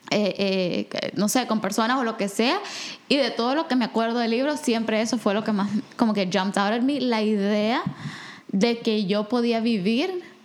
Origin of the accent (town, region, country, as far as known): El Salvador; born or raised there